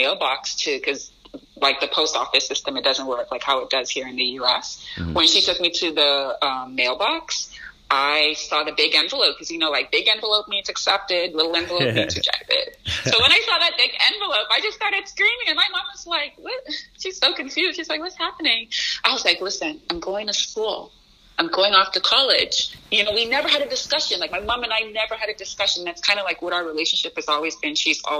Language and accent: English; Chicago, Illinois, United States; born there; like I said, I was born in Chicago.